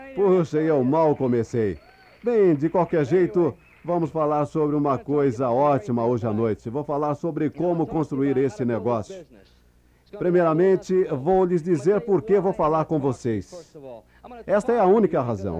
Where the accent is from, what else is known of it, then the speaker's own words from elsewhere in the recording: New York, United States; Fui criado em Nova York, no Bronx